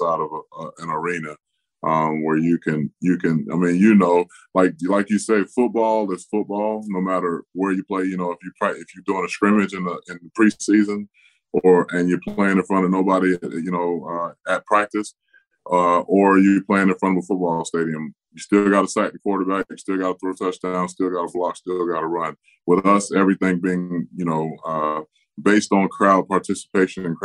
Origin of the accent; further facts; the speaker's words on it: Tampa, Florida, United States; my hometown of Tampa Bay